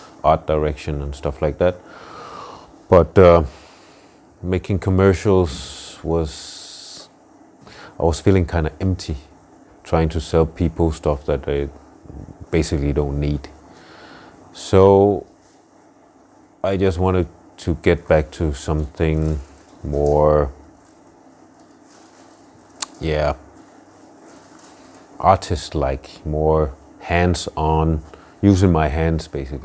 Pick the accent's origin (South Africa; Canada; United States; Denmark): Denmark; I'm half Nigerian, half Danish, and born and raised in Denmark.